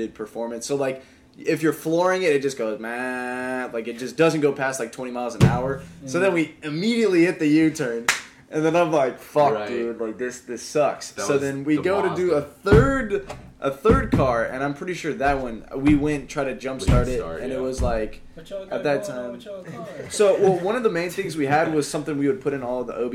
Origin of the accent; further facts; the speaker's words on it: Clearwater, Florida, United States; I'm from Clearwater. I was born in Clearwater, so I live basically on the border of Clearwater and Largo